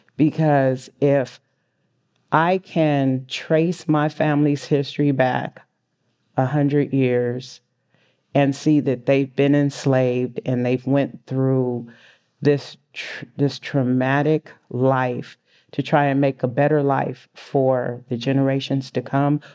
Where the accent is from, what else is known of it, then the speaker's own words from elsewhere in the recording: San Francisco, California, United States; I was born and raised in San Francisco.